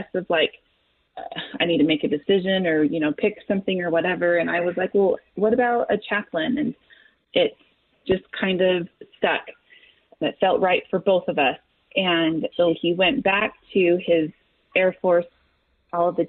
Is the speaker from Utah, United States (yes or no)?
yes; Salt Lake City, Utah, United States; also born or lived in Logan, Utah; I grew up born and raised in Salt Lake, Utah